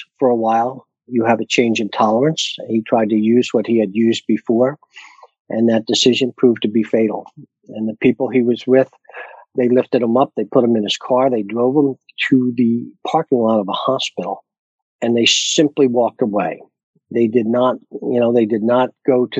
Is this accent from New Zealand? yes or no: no; Pennsylvania, United States; now in Delaware, United States; I'm originally from Pennsylvania.